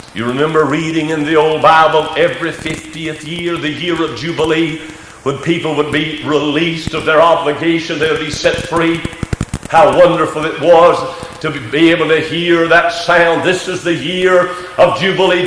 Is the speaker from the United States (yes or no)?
yes; United States; we are an American citizen